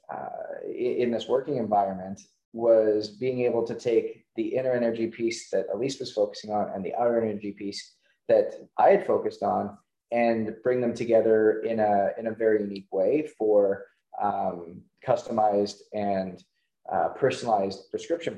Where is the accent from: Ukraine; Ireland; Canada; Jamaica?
Canada; growing up in Canada